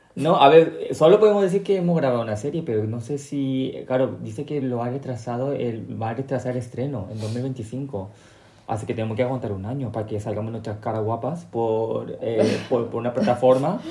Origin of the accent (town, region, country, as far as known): Paraguay; born or raised there; also born or lived in South Korea (ancestry)